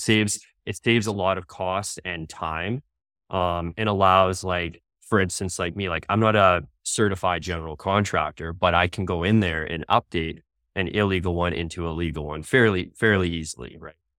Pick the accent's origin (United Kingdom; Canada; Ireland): Canada; Ontario; moved away as an adult; now in Calgary, Canada; I'm originally from Ontario